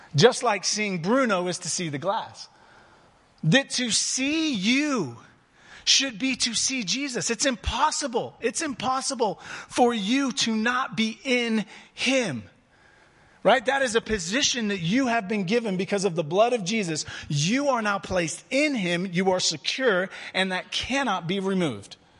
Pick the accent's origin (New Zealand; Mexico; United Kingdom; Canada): United Kingdom; England; now in Prescott, United States; I'm English by birth